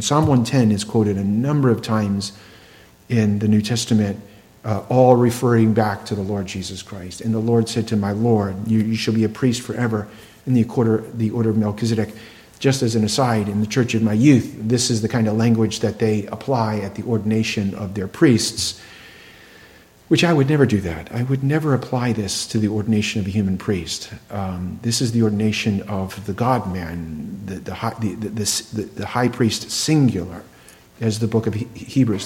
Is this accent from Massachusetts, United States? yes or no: yes; Plymouth, Massachusetts, United States; the land of my birth